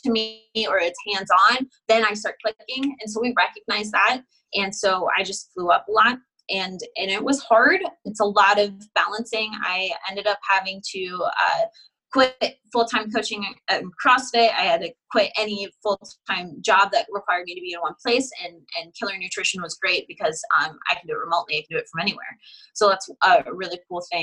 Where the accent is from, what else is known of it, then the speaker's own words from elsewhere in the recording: Nebraska, United States; moved away as an adult; also born or lived in Houston, Texas; now in Arizona, United States; I was born and raised in Nebraska, right? Nebraska my whole life